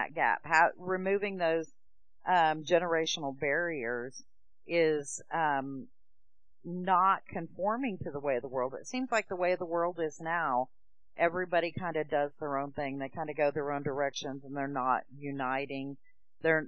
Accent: Oklahoma, United States; moved away as an adult; now in Tennessee, United States; we're from Oklahoma originally. We've moved to Tennessee in 2013 near my husband's family.

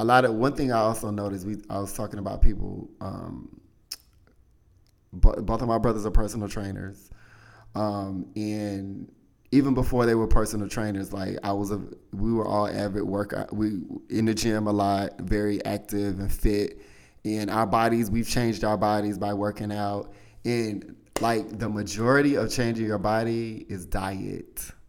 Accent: Southern United States, United States; I mean, I grew up in the South. My mother is a baker, honey.

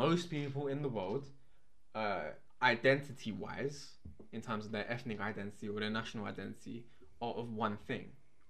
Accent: London, United Kingdom; We grew up in, you know, London. This is not, you know, we didn't grow up in the countryside.

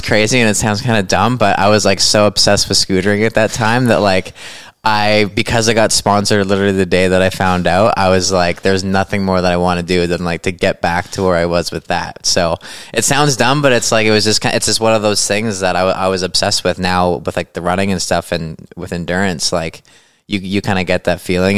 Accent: Chilliwack, British Columbia, Canada; I'm from Chilliwack, British Columbia

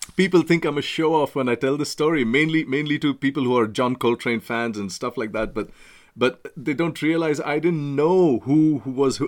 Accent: Mumbai, Maharashtra, India; moved away as an adult; now in United Kingdom; I'm from Bombay.

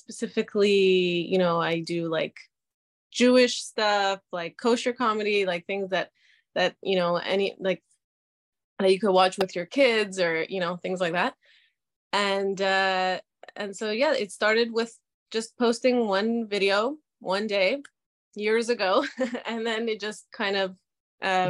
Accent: Canada; also born or lived in Israel; I was born in Israel and I lived in Canada for most of my life.

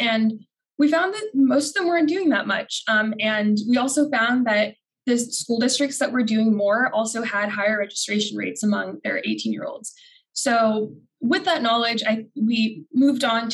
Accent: Phoenix, Arizona, United States; moved away as an adult; now in Washington, D.C., United States; I'm from Phoenix, Arizona

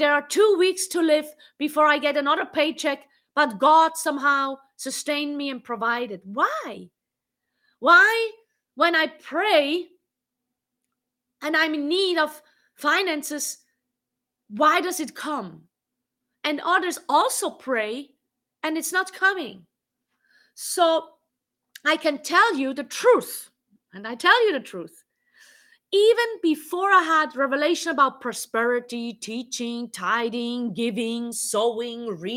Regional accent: Switzerland; English is a second language; moved away as an adult; now in United States; I grew up in Switzerland and I lived in Switzerland for the most of my life. I'm living here in America since 2.5 years

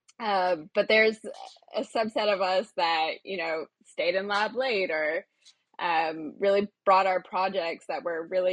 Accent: Chapel Hill, North Carolina, United States; moved away as an adult; also born or lived in Austin, Texas; I was raised in Chapel Hill, North Carolina, which is basically on the University of North Carolina campus.

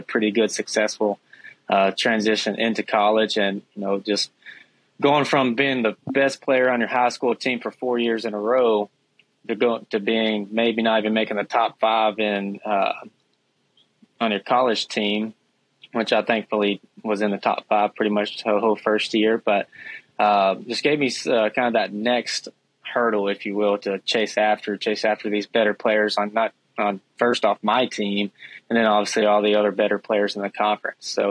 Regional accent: Dyersburg, Tennessee, United States; I grew up in Dyersburg, Tennessee

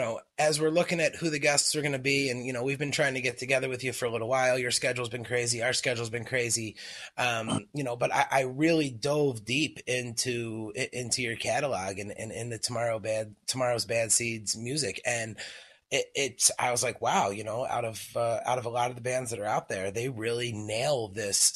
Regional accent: Philadelphia, Pennsylvania, United States; I grew up in Philadelphia

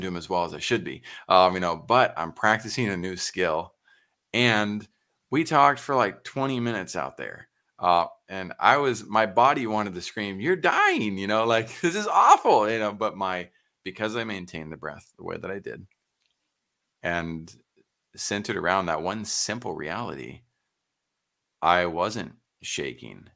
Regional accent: San Antonio, Texas, United States; I'm Texan through and through, San Antonio

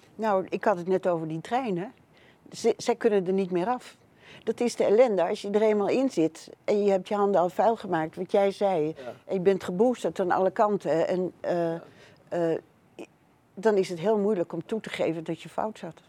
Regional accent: Netherlands; ik ben hier geboren in Nederland

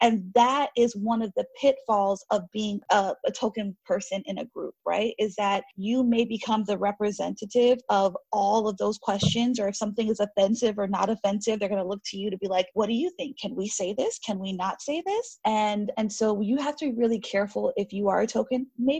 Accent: Haiti; because I'm from Haiti and we share the island of Hispaniola with Dominican Republic.

